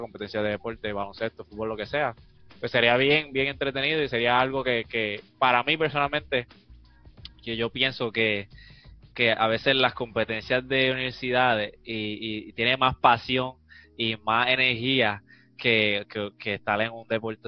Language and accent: Spanish; Puerto Rico; somos puertorriqueños, nosotros somos bien orgullosos